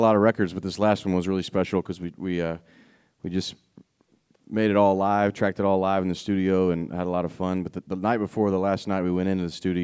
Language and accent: English; Tennessee, United States; I'm from Tennessee